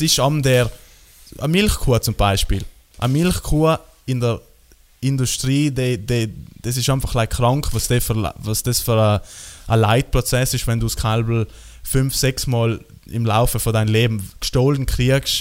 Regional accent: South Tyrol, Trentino-Alto Adige, Italy; bei uns in Südtirol

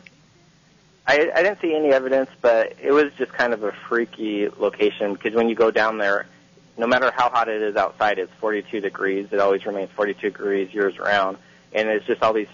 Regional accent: Longview, Washington, United States; moved away as an adult; now in Los Angeles, United States; growing up in Longview

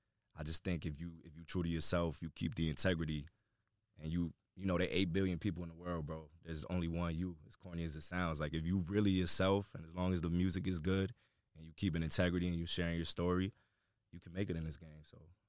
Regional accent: New York, United States; I'm America, but where? I'm from New York.

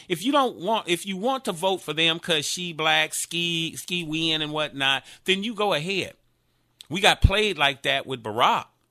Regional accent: Gary, Indiana, United States; I'm from Gary, Indiana

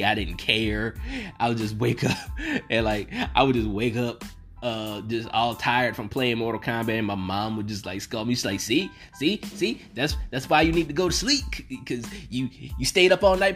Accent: the South, United States; I'm from the South

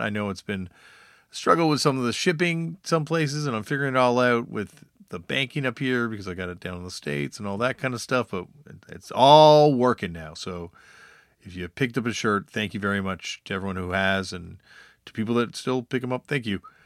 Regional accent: Canada; growing up in Canada, having much music

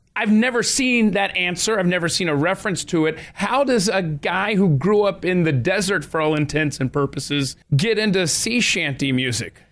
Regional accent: Atlanta, Georgia, United States; I grew up in Atlanta, Georgia.

